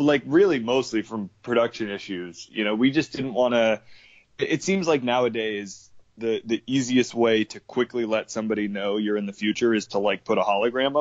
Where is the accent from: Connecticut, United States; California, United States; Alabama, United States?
Connecticut, United States; moved away as an adult; also born or lived in New York; worked at the Gap like a white guy from Connecticut